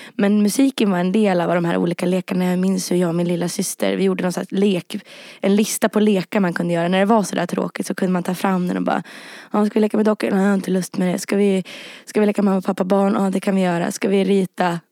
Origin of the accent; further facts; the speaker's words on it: Rättvik, Dalarna County, Sweden; moved away; also born or lived in Härnösand; jag växte upp liksom, både i Rättvik och i Härnösand och i synnerhet i Rättvik